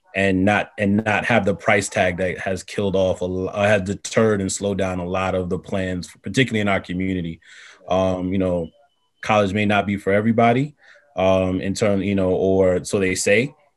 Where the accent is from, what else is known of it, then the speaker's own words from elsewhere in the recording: New York City, New York, United States; I'm born and raised in Far Rockaway, Queens